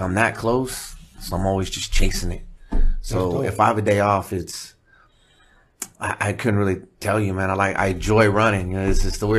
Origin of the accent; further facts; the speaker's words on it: Redondo Beach, California, United States; I'm from Redondo